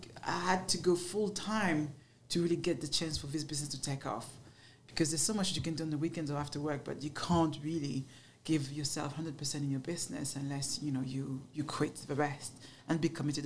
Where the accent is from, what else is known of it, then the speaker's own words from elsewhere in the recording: Paris, Île-de-France, France; accent: French; English is a second language; moved away as an adult; now in London, United Kingdom; I grew up in Paris, but in the ghetto of Paris.